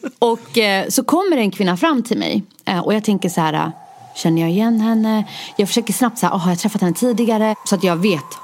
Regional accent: Stockholm, Stockholm County, Sweden; also born or lived in Rinkeby; jag är född och uppvuxen i Husby, nu bor jag i Rinkeby

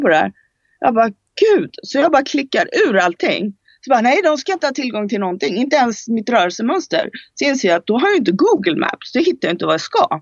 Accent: Sweden; moved away as an adult; also born or lived in Spain; jag flyttade från Sverige när jag var 19 år

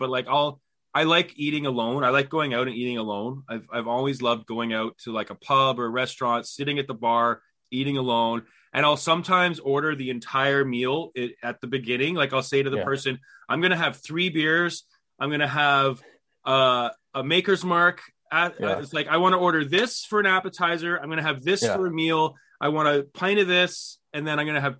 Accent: Canada; being Canadian, we don't hear ourselves say, sorry

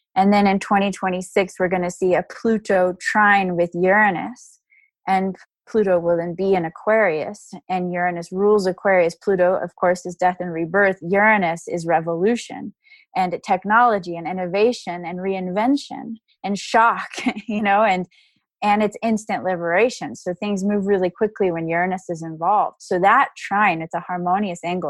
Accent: Dallas, Texas, United States; I grew up in Dallas, Texas

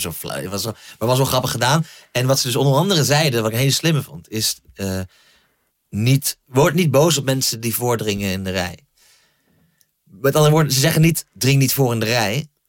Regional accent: Groningen, Netherlands; waar ik opgroeide in Groningen

